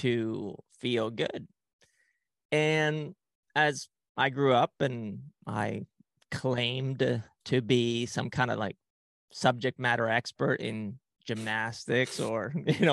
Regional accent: Spain; moved away; also born or lived in Ecuador; at a very young age, my family and I, we moved to Ecuador and then to Spain. So I grew up in Spain and I didn't speak the language

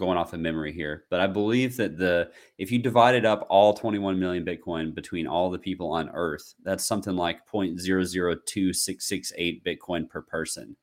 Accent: United States; as an American

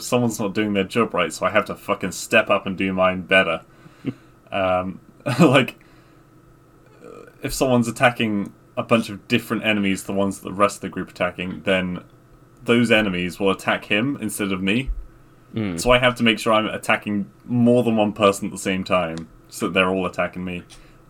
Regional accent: England, United Kingdom; we just say in England

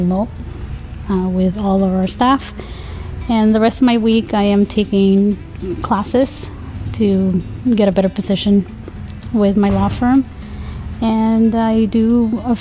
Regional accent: Madrid, Community of Madrid, Spain; moved away as an adult; I am originally from Madrid, Spain. I moved here when I was 19. I grew up in Spain.

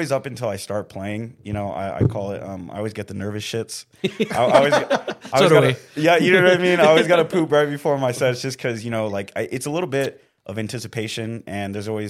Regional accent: Indio, California, United States; And so I'm actually from Indio, California, what's, like, near Palm Springs.

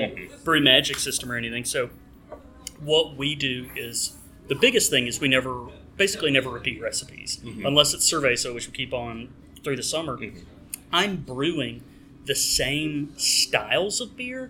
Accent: Birmingham, Alabama, United States; my hometown, Birmingham

